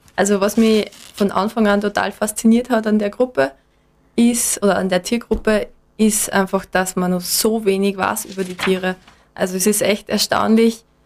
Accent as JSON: {"language": "German", "town": "Enns", "region": "Upper Austria", "country": "Austria", "moved": "as an adult", "lives_now": "Graz, Austria", "said": "bin ursprünglich aus Enns in Oberösterreich."}